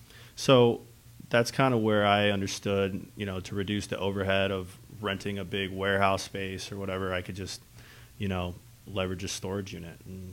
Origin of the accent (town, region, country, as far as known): Arizona, United States; born or raised there; moved away as an adult; now in Chicago, United States